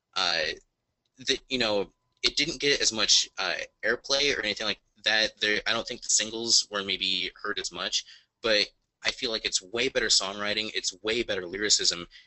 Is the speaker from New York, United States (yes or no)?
no; Indiana, United States; I'm in from Indiana